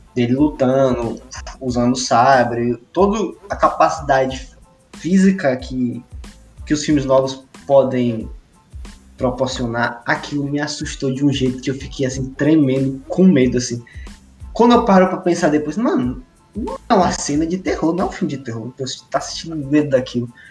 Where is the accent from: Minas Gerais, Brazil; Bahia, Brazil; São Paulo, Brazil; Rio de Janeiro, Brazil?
Bahia, Brazil; Feira de Santana; a gente é de Feira de Santana, né? Eu saí de feira no Natal